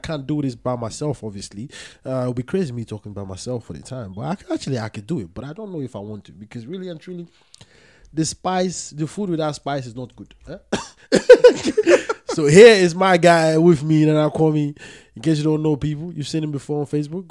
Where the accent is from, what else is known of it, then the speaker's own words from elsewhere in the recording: Nigeria; I'm Nigerian